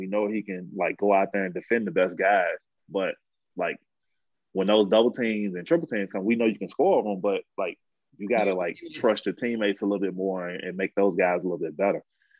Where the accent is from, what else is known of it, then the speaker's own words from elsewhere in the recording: New Orleans, Louisiana, United States; No, I'm from New Orleans.